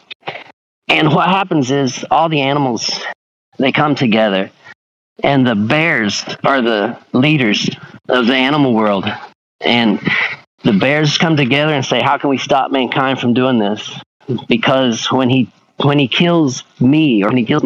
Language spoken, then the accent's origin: English; Tahlequah, Oklahoma, United States; I'm from Tahlequah